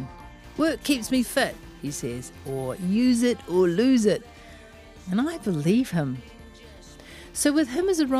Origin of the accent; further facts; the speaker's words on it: Auckland, New Zealand; I am from West Auckland